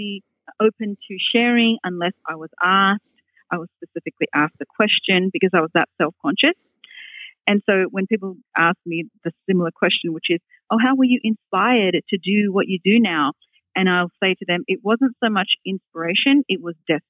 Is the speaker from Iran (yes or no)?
no; Australia; accent: Australian; moved away as an adult; also born or lived in Hong Kong; now in Boston, United States; my accent comes from, because I grew up in Australia